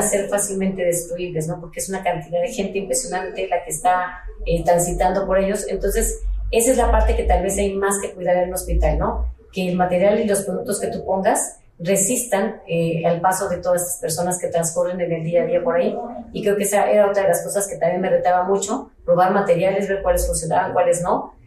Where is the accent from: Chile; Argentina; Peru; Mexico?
Mexico; Ensenada, Baja California; yo soy de Ensenada